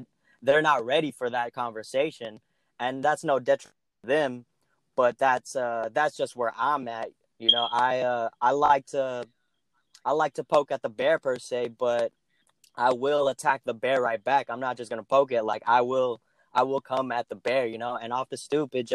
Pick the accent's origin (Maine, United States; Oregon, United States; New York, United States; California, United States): California, United States; growing up in California